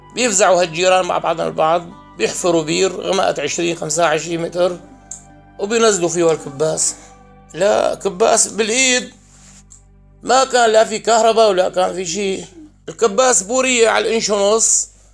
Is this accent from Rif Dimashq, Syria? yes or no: yes; Al-Jarba, Rif Dimashq, Syria; born or raised there